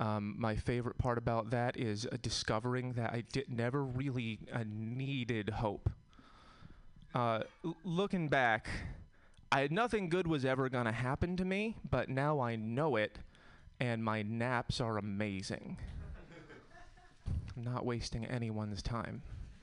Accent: Connecticut, United States; I'm from Connecticut. We have different problems in Connecticut.

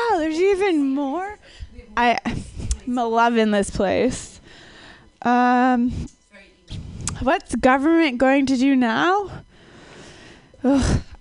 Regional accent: Minnesota, United States; I'm from Minnesota, but more importantly, I'm a scientist

